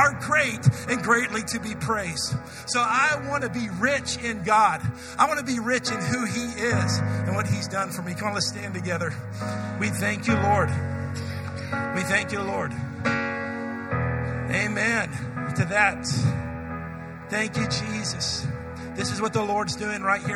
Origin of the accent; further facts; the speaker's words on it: United States; I'm an American